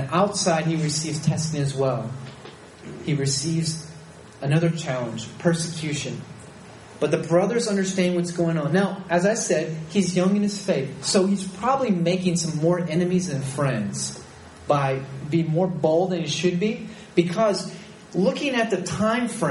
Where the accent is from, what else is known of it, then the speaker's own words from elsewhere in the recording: United States; moved away as an adult; I'm an American. I understand that. I did live there. I grew up there.